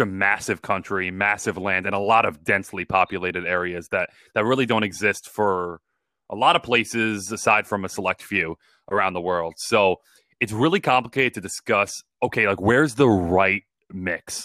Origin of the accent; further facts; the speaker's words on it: Long Island, New York, United States; I grew up on Long Island